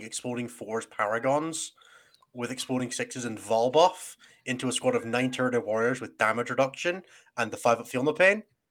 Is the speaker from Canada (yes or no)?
no; Scotland, United Kingdom; being Scottish